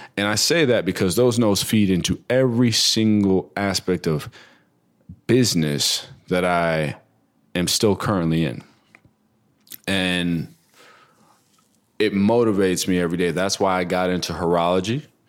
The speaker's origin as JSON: {"language": "English", "region": "New Jersey", "country": "United States", "tie": "born or raised there", "also_born_or_lived": "New York", "said": "I grew up between Jersey and New York as a kid, um, bounced all around Jersey, like Trenton, Clinton, Hackensack"}